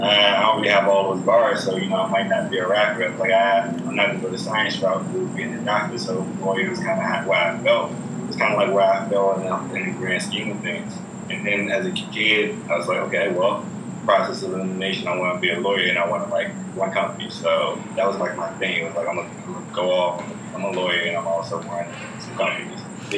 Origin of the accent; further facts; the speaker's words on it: Richmond, Virginia, United States; now in New York, United States; So I'm an attorney from Richmond, Virginia.